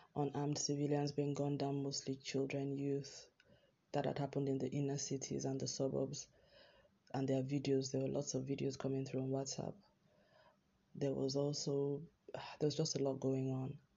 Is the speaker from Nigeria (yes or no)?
yes; Nigeria; as a Nigerian